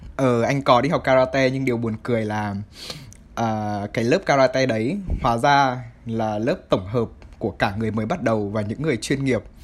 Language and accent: Vietnamese; Vietnam; moved away; quê hương của mình